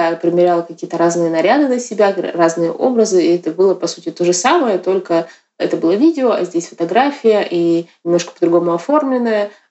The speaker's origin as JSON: {"language": "Russian", "town": "Yakutsk", "region": "Sakha Republic", "country": "Russia", "said": "Я родилась в 87 году, и я э, не из Москвы, я из Якутска. В Якутске современного искусства нет, в принципе, до сих пор."}